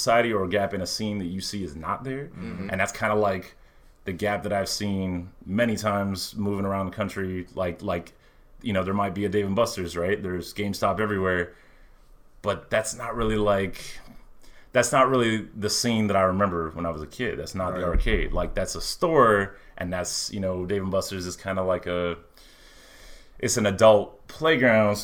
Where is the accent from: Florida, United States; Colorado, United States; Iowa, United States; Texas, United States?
Florida, United States; Miami; I'm 33, so I don't remember the 70s arcades, you know, but I grew up in Miami